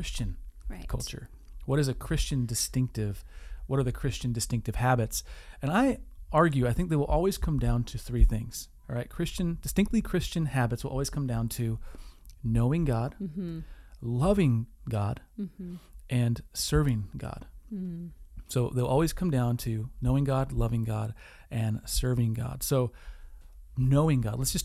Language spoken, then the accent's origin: English; Wisconsin, United States; we're from Wisconsin